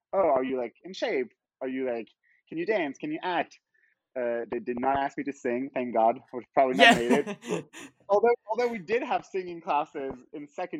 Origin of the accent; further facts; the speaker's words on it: Monaco; I'm from Monaco